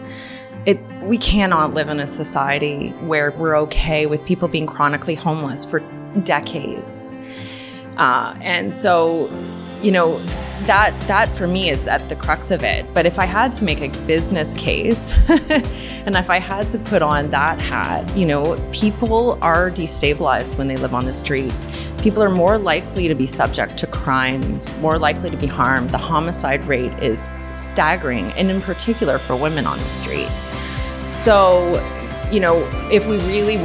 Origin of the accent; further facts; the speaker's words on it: Toronto, Ontario, Canada; also born or lived in Montreal / Turkey; now in Toronto, Canada; I grew up in the East End of Toronto